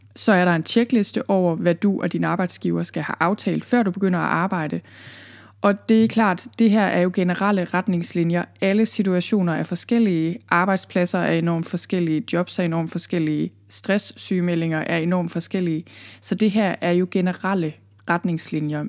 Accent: Thy, North Denmark Region, Denmark; moved away as an adult; also born or lived in Copenhagen area, Zealand; now in Jutland, Denmark; Jeg er fra Thy, jeg er født og opvokset i Thy

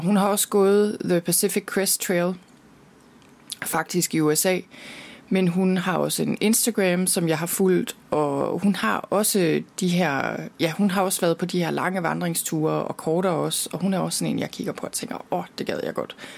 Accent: Denmark; derhjemme i Danmark

